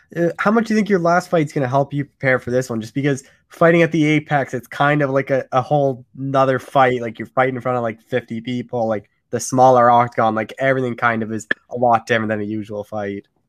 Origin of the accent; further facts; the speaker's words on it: Canada; I'm a Canadian